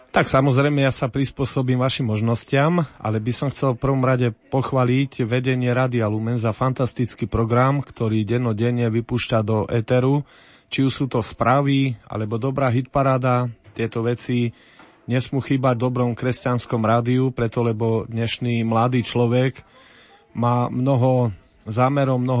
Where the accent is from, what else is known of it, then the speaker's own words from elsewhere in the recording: Brodno, Žilina Region, Slovakia; Som z Brodna, dlhé roky bojujeme za reguláciu potoka Brodňanka, už takmer 25 rokov čakáme na to, kedy sa bude potok regulovať